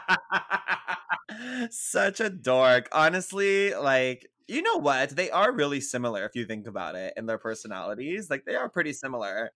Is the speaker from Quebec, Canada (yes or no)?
yes; Montreal, Quebec, Canada; I'm from Montreal, so our legal age is eighteen